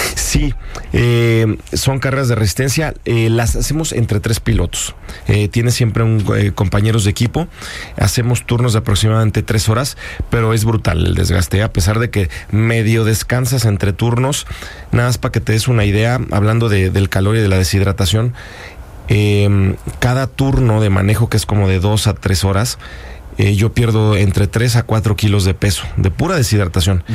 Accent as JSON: {"language": "Spanish", "country": "Mexico", "said": "Yo soy el piloto mexicano con mayor número de triunfos y campeonatos eh, para un mexicano en el, en el extranjero"}